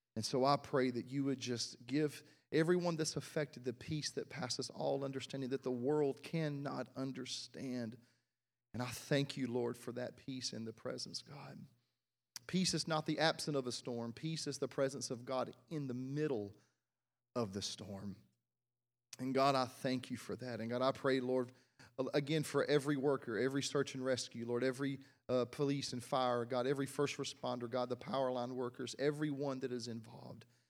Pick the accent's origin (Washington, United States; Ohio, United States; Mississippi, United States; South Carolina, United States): Mississippi, United States; South; I was born in South Mississippi